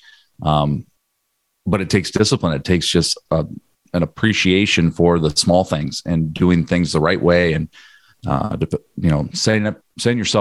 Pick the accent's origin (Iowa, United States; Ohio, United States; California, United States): Iowa, United States; Northwest; I grew up in Northwest Iowa here